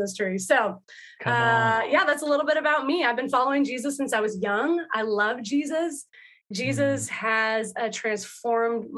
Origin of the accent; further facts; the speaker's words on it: Washington, United States; now in Salem, United States; I am from Washington